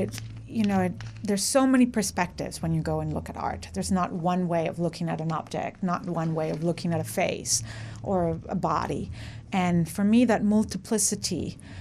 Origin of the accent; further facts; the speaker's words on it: Mexico; now in United States; I am from Mexico